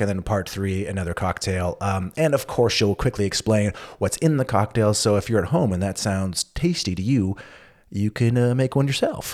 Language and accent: English; California, United States; I'm from California